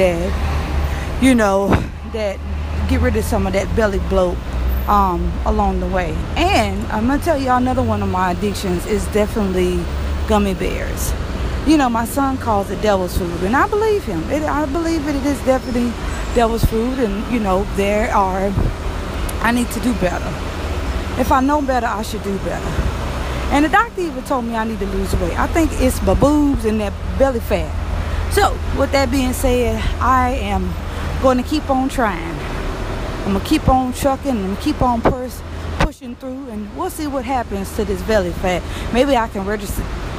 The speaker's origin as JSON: {"language": "English", "region": "Louisiana", "country": "United States", "said": "I'm from Louisiana"}